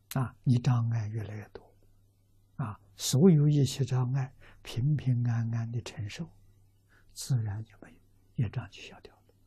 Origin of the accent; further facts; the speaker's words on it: China; 我们中国人